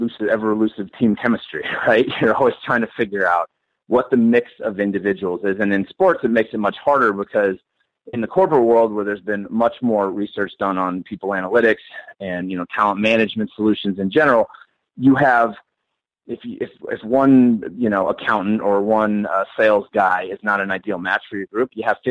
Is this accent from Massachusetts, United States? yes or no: yes; Boston, Massachusetts, United States; I grew up in Boston and I was born in 1979.